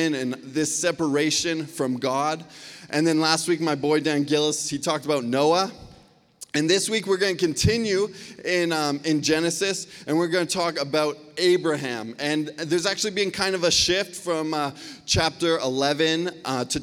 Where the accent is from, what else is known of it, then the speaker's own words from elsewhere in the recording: Surrey, British Columbia, Canada; I grew up right here in Cloverdale. I went to Lord Tweedsmuir High School